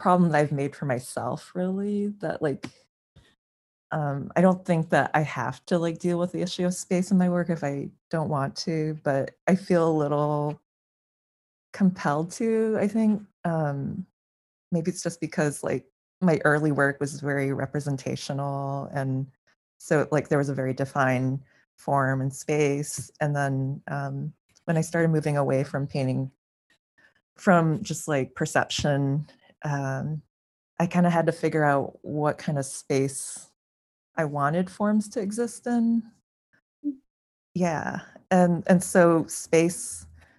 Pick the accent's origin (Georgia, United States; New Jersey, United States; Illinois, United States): Illinois, United States; Champaign; I enrolled in the art school at my my hometown college, which is University of Illinois in Champaign-Urbana.